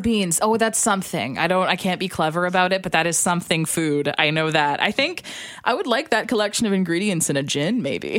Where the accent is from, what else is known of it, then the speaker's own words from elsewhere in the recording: Alberta, Canada; I'm from Alberta